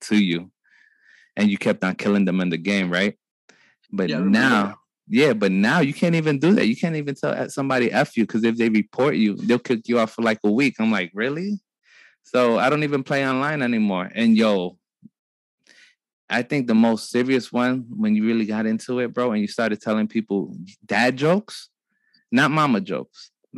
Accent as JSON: {"language": "English", "town": "New York City", "region": "New York", "country": "United States", "tie": "born or raised there", "said": "growing up in Brooklyn, in my little block"}